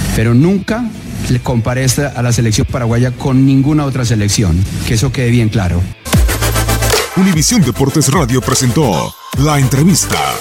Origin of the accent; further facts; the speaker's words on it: Colombia; yo soy colombiano